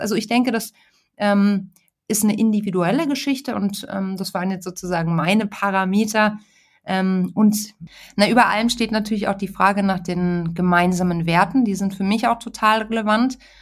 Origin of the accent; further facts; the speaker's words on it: Munich, Bavaria, Germany; moved away; also born or lived in Hamburg; Ich bin ja mittlerweile in München. Ich bin auch gebürtige Münchnerin